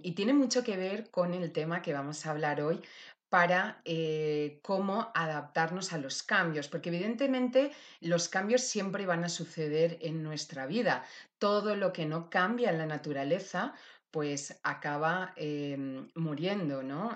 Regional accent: Valencia, Valencian Community, Spain; mi tierra querida, Valencia.

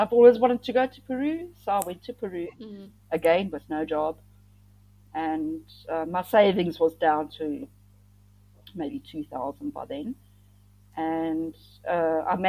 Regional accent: South Africa; moved away as an adult; also born or lived in Thailand / Cambodia

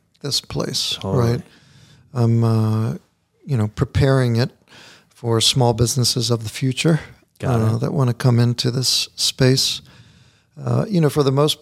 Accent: Catonsville, Maryland, United States; I grew up in Catonsville

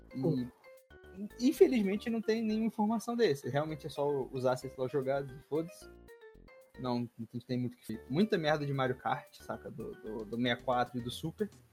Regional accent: Rio de Janeiro, Brazil; eu, sou do Rio de Janeiro

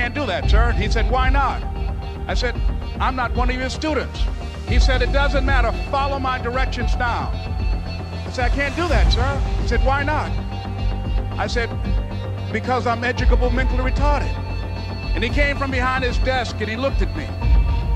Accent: Miami, Florida, United States; born or raised there

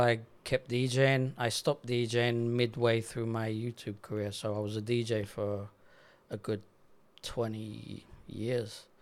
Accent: Paralimni, Cyprus; accent: English; also born or lived in London, England / Netherlands; I was eight years old, we moved from London to Cyprus

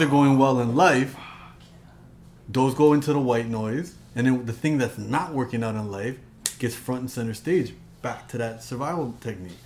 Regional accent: Toronto, Ontario, Canada; I grew up in Toronto. My parents come from Punjab and Rajasthan

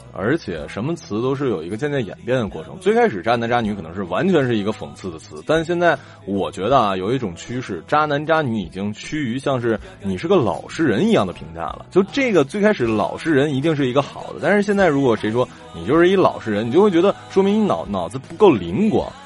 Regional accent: Northeast China, China; 对于我们东北人，尤其是吉林省或者，呃，黑龙江省

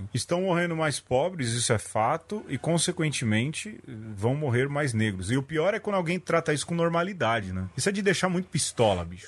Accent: São Paulo, Brazil; eu nasci no Jardim Brasil

